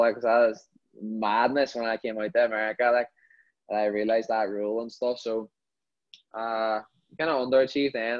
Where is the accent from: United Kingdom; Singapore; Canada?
United Kingdom; Derry, Northern Ireland; born or raised there; moved away as an adult; now in United States